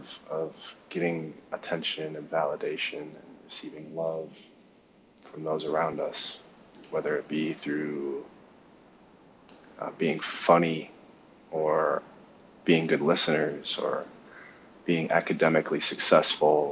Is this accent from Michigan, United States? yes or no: yes; Ann Arbor, Michigan, United States; moved away as an adult; also born or lived in Taiwan; I was born in Ann Arbor, Michigan, at St. Joe's Hospital, to a big family.